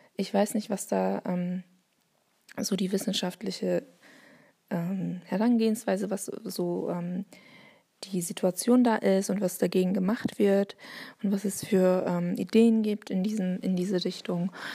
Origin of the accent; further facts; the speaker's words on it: Bavaria, Germany; accent: Bavarian; first language Turkish; German is a second language; also born or lived in Essen; now in Hamburg, Germany; ich bin in, ba ähm, in Bayern, zu meiner Sprachbiografie in Bayern groß geworden